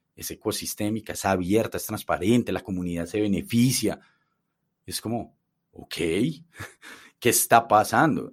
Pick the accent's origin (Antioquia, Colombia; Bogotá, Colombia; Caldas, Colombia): Antioquia, Colombia; Medellín; que nacimos en, en Colombia